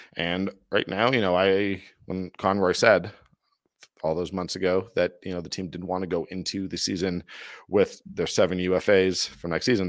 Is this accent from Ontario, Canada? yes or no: yes; Toronto, Ontario, Canada; moved away as an adult; now in Calgary, Canada; as a guy who was born and raised in Toronto, has lived his most almost my entire adult life in Calgary